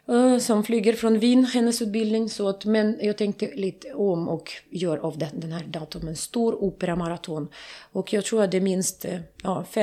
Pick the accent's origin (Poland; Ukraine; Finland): Ukraine; Kharkiv, Kharkiv Oblast; Vi sitter utanför Charkov, hem, äh, mitt hemstad, i en liten by utan vatten, utan mat, utan eh, medicin.